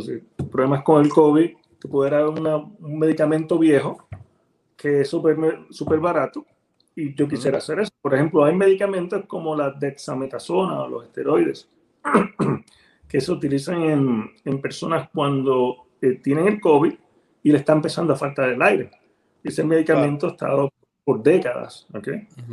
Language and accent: Spanish; Ponce, Puerto Rico; moved away as an adult; also born or lived in Dominican Republic / Livingston, New Jersey / Miami; now in Abilene, Texas, United States; nací y me crié en Ponce, Puerto Rico